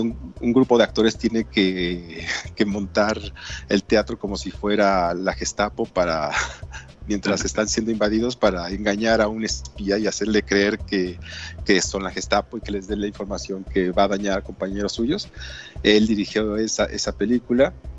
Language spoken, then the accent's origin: Spanish; Mexico